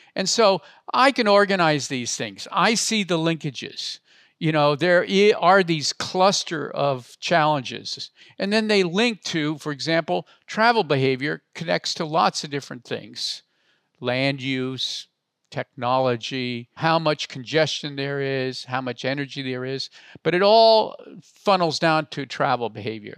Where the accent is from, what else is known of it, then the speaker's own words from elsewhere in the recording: Palo Alto, California, United States; I grew up in Palo Alto